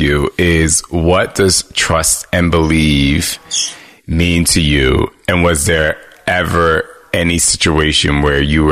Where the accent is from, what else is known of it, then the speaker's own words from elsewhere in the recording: New Jersey, United States; I'm from Jersey. And so the way we communicated where I'm from